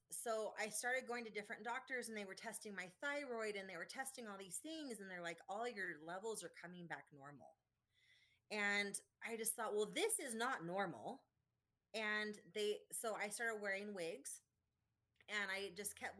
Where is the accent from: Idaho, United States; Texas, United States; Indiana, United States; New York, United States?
Idaho, United States; I was born and raised in Idaho. I lived here my whole life.